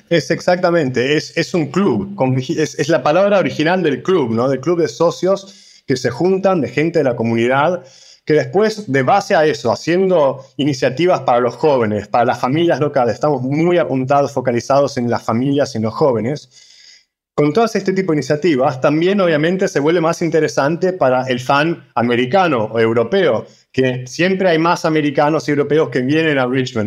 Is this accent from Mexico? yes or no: no; Argentina; moved away as an adult; now in London, United Kingdom; nos criamos en Argentina, de padres eh, de Cerdeña, de Italia, hace unos 20 años casi que estamos en Londres